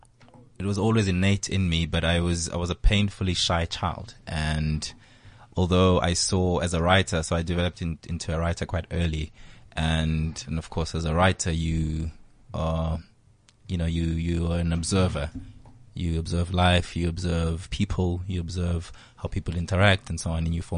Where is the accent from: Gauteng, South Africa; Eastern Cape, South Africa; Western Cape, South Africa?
Eastern Cape, South Africa; we grew up in the Eastern Cape